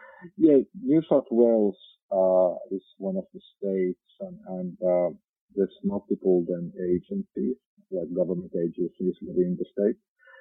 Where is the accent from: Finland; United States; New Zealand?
Finland; accent: Finnish; now in Central Coast, Australia; Yeah, I'm from Finland, therefore this beautiful rally driver accent of mine.